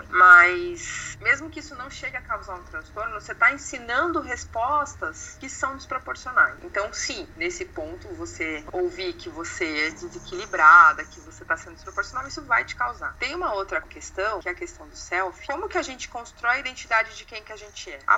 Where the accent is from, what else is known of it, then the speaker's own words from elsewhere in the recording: Brazil; E que eu sou brasileira, portanto, eu gosto de samba, feijoada, futebol, carnaval, praia, calor.